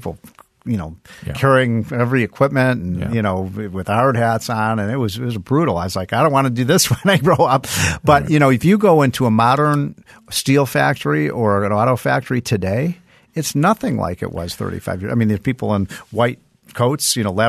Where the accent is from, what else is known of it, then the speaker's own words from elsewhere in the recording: Chicago, Illinois, United States; I remember when I was a kid, I grew up in Chicago, and I remember one time when I was about 12 years old.